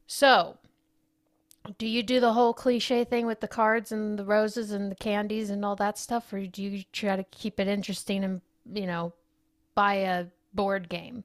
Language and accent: English; United States; We're American